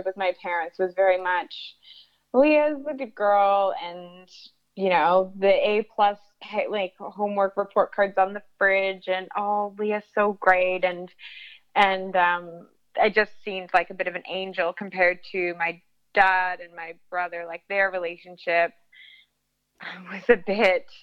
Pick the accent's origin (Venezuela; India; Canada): Canada; Toronto, Ontario; I am from Canada, from just around Toronto area.